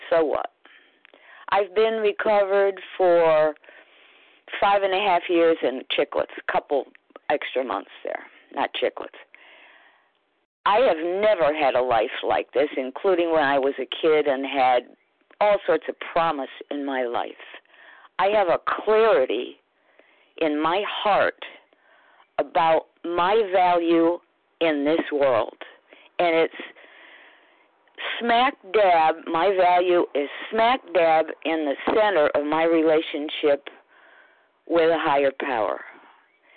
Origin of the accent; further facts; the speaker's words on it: United States; I'm an American